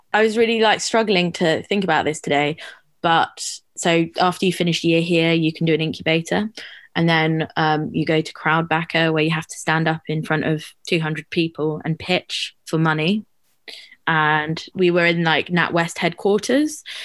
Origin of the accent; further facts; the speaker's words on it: London, United Kingdom; growing up in London